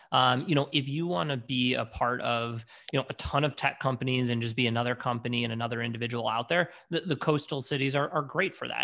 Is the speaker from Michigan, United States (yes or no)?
yes; Detroit, Michigan, United States; also born or lived in Washington, D.C.; originally born and bred in, in Detroit